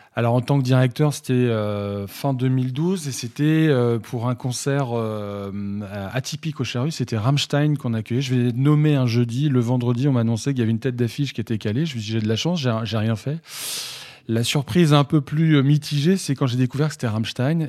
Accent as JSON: {"language": "French", "town": "Saint-Brieuc", "region": "Brittany", "country": "France", "said": "à, côté de chez moi à Saint-Brieuc"}